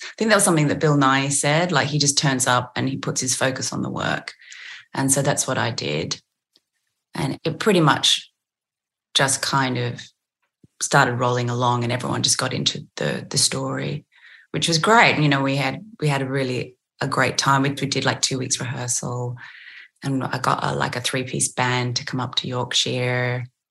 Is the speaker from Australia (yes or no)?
yes; Australia; accent: Aussie; I did notice my Aussie accent in those moments did become stronger